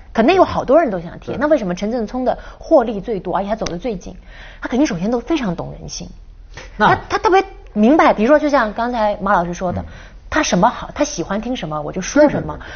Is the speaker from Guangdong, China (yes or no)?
yes; Guangdong, China; 我们广东人